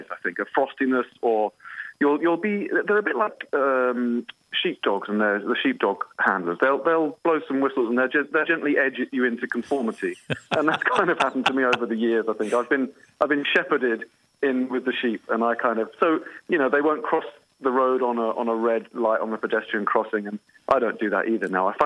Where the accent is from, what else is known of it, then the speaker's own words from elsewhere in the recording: London, United Kingdom; moved away as an adult; also born or lived in Copenhagen / Paris; I came from London in the middle of the 90s, which I'm out, uh, you know, biting there. And I came to what felt a bit like a provincial city, Copenhagen.